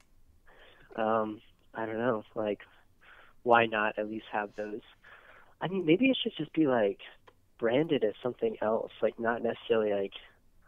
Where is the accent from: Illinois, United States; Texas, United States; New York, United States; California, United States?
Texas, United States; Austin; growing up in Austin, I was pretty close to a lot of like awesome nature spots